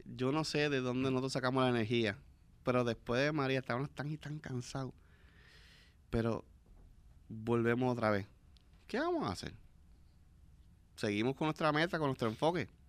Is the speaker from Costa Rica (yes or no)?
no; Puerto Rico; nos ayudamos como puertorriqueños